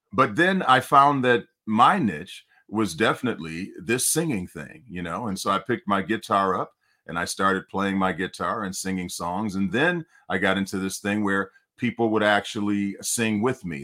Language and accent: English; Detroit, Michigan, United States; now in California, United States; I'm from Detroit, Michigan